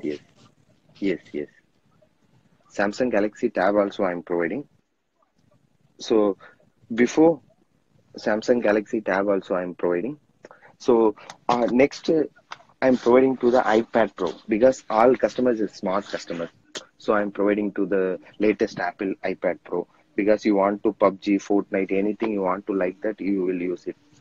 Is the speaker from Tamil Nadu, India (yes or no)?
yes; Thanjavur district, Tamil Nadu, India; now in Chennai, India; my hometown is uh, tanjavur district that is the one of the small village shipped on to 30 35 years before my daddies came to chennai